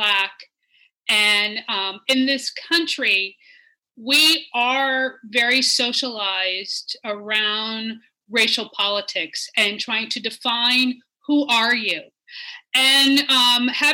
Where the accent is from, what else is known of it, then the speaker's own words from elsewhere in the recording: Washington, District of Columbia, United States; also born or lived in St. Louis, Missouri; I remember growing up in Washington, D.C.